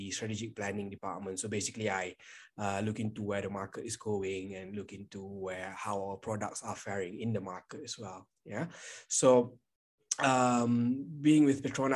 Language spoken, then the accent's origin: English; Kuala Lumpur, Malaysia; I am from Kuala Lumpur, Malaysia.